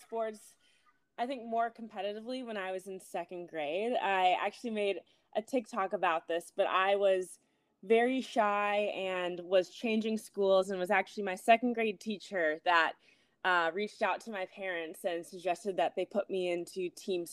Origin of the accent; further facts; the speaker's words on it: Minneapolis, Minnesota, United States; moved away as an adult; also born or lived in New Haven, Connecticut / New York; now in Los Angeles, United States; I'm from Minneapolis, Minnesota originally, grew up there